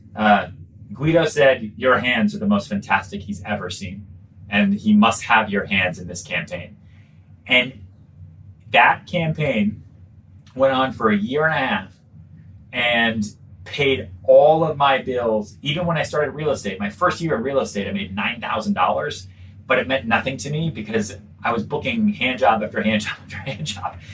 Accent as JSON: {"language": "English", "area": "outside Boston, North Shore", "region": "Massachusetts", "country": "United States", "tie": "born or raised there", "also_born_or_lived": "Texas / Long Island", "said": "I grew up outside Boston, really. I was I lived on Long Island for a little bit, but really kind of my, my formative years. So, you know, junior high, high school was was outside Boston and the North Shore."}